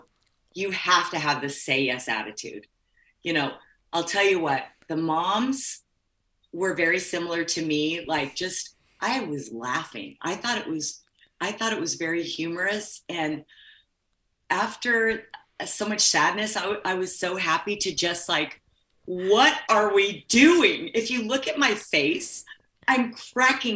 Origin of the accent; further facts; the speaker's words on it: Midwest, United States; also born or lived in California; I was raised in the Midwest